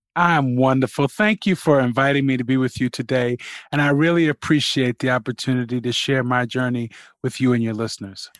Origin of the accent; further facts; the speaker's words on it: New York City, New York, United States; I was born, uh, and raised in Jamaica, Queens